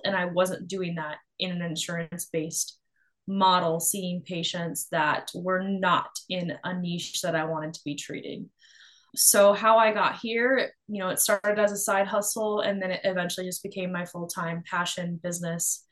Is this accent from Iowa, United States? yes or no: yes; Iowa, United States; I'm from the Midwest. I grew up born and raised in Iowa